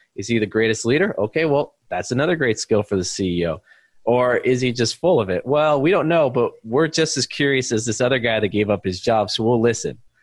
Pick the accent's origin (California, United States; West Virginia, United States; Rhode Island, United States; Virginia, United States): California, United States; East Bay, Silicon Valley; moved away as an adult; also born or lived in China; I grew up in the East Bay, Silicon Valley, about 40 minutes uh, east of San Francisco